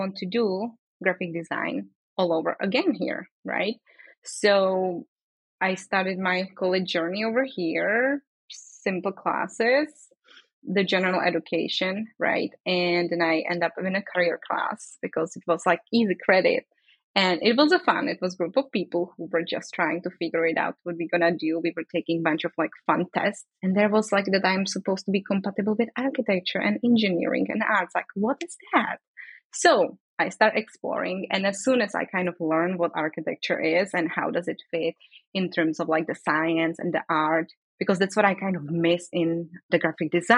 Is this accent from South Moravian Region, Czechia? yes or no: yes; Brno, South Moravian Region, Czechia; English is a second language; moved away as an adult; now in San Francisco, United States; So I grew up in the Czech Republic. I lived there all my life.